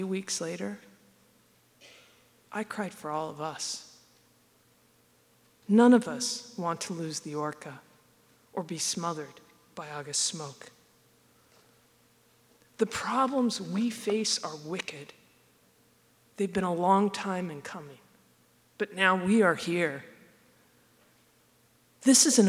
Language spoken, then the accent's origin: English; near Olympia, Washington, United States; I grew up near Olympia, at the end of the Salish Sea